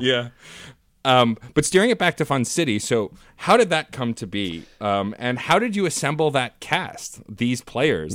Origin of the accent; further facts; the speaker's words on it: New York City, New York, United States; I was from Staten Island